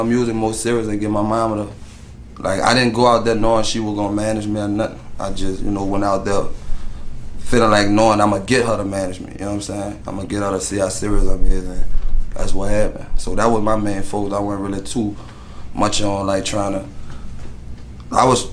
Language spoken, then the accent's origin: English; New Orleans, Louisiana, United States; moved away; also born or lived in Detroit; I'm from Skyview, East Side, New Orleans East.